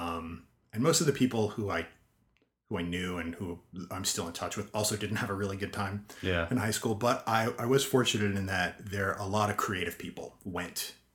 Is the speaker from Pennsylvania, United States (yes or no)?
no; Spring Valley, New York, United States; moved away; I grew up in Spring Valley, New Hempstead.